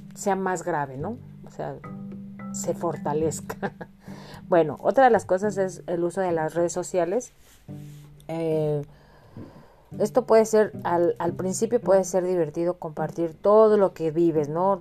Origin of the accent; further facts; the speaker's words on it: Mexico; moved away as an adult; now in Illinois, United States; yo que vivo aquí en Estados Unidos y que vengo de México